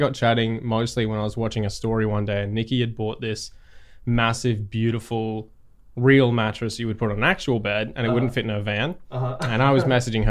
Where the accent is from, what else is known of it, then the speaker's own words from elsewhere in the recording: Sunshine Coast, Queensland, Australia; I'm from the Sunshine Coast in Australia, which is kind of on the eastern middle bit near Brisbane.